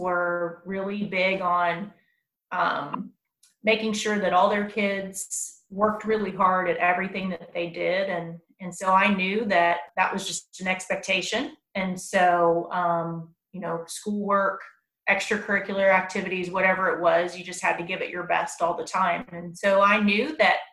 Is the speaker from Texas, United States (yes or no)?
yes; Round Rock, Texas, United States; also born or lived in San Angelo, Texas / Lubbock, Texas; I grew up right here in Williamson County also. I went to Chisholm Trail Middle School and then Round Rock High School